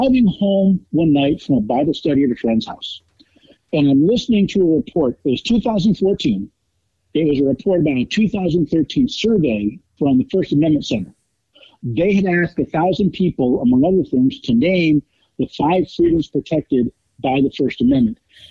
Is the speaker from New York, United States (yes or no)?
yes; Albany, New York, United States; I lived most of my life outside of Albany, New York, actually right on the Massachusetts border